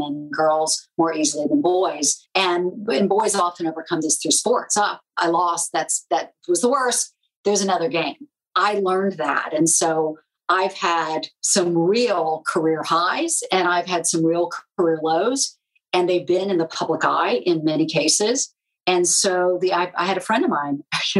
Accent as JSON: {"language": "English", "town": "Charleston", "region": "South Carolina", "country": "United States", "tie": "born or raised there", "moved": "yes", "said": "I grew up in Charleston, South Carolina"}